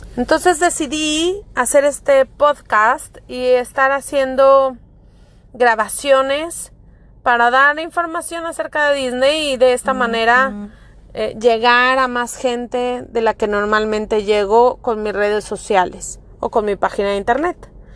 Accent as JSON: {"language": "Spanish", "town": "Monterrey", "region": "Nuevo León", "country": "Mexico", "moved": "as an adult", "lives_now": "Florida, United States", "said": "Yo soy mexicana de Monterrey, Nuevo León."}